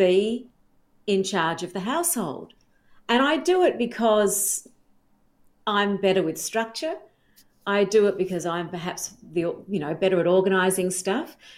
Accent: South Australia, Australia; I grew up in South Australia

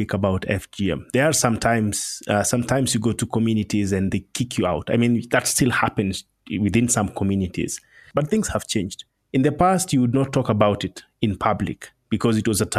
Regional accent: Maasai community, southern Kenya, Kenya; I was born and raised in the Maasai community, and the Maasai community is found in Kenya. My home is in the southern part of Kenya, almost bordering Tanzania

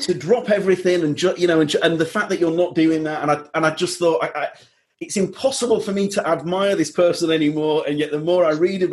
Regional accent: Leeds, Yorkshire and the Humber, United Kingdom; moved away; also born or lived in Brixton, London; I'm from Leeds, but Brixton is so close to my heart because we lived in Brixton for 3.5 years

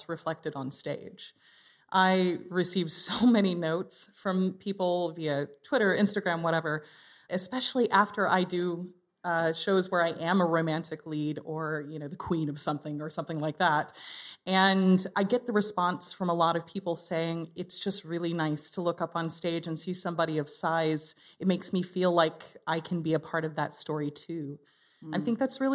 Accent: United States

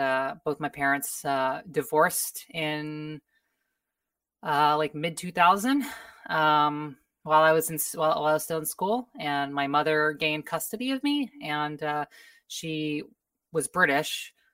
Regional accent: Oklahoma, United States; So I grew up in the Midwest, in the Heartland, as it's known in the U.S., state of Oklahoma

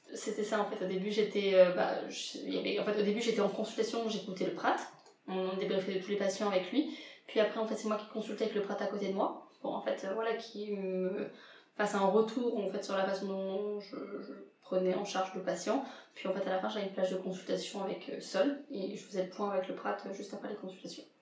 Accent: Réunion, France; now in Lyon, France; rentrer à la Réunion je suis réunionnaise

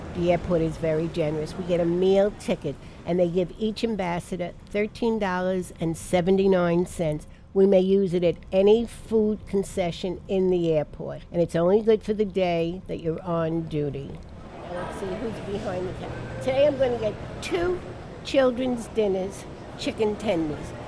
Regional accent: New York City, New York, United States; also born or lived in Brooklyn, New York / Washington Heights, Manhattan; I was born in Brooklyn lived in the Bronx till I got married

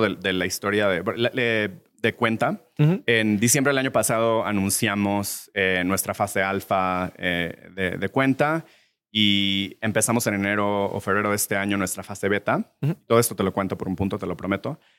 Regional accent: Mexico; moved away as an adult; also born or lived in United States / Mexico City

